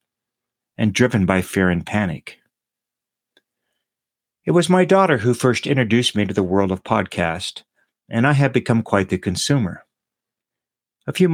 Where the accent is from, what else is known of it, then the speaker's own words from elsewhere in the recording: Austin, Texas, United States; also born or lived in Dorking, England; my hometown of Austin, Texas